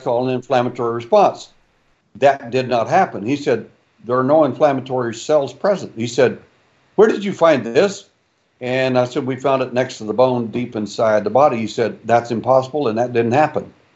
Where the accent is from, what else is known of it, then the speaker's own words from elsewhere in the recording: Texas, United States; I was born in Texas